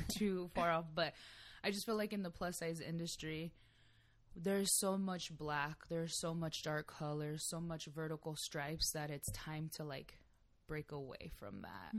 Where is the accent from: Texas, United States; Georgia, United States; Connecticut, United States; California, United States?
California, United States; San Diego; I'm born and raised in San Diego, California